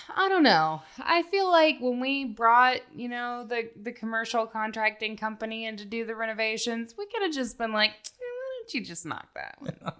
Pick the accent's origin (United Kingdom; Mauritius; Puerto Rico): United Kingdom; Scotland; I can take it. I'm Scottish. I understand.